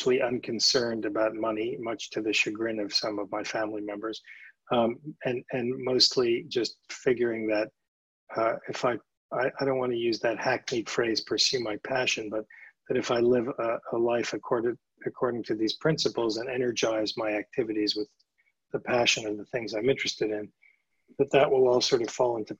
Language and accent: English; New York City, New York, United States; I grew up in New York City